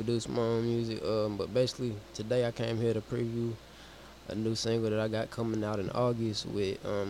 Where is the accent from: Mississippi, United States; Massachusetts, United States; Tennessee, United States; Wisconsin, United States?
Tennessee, United States; Nashville; I'm from, it's my hometown. It's Nashville, Tennessee.